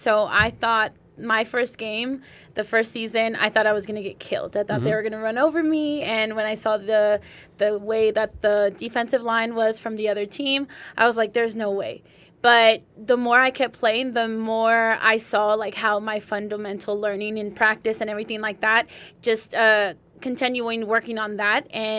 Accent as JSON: {"language": "English", "town": "San Diego", "region": "California", "country": "United States", "lives_now": "El Paso, United States", "said": "So, I am originally from San Diego, California."}